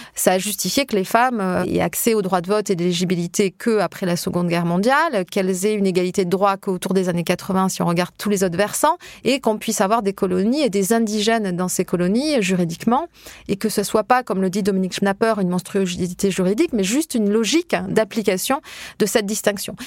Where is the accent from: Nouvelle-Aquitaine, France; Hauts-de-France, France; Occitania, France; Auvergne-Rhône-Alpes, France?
Occitania, France; Hautes-Pyrénées; moved away; je suis des, des Hautes-Pyrénées, dans un petit village euh, de pré-montagne